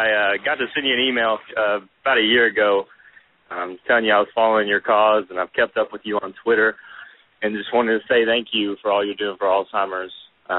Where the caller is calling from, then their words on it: Bowling Green, Kentucky, United States; I'm calling from Bowling Green, Kentucky.